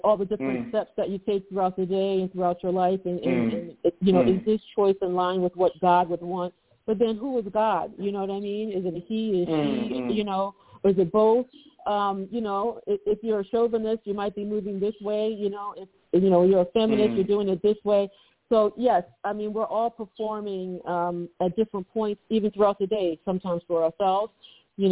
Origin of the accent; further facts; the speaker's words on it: United States; I'm American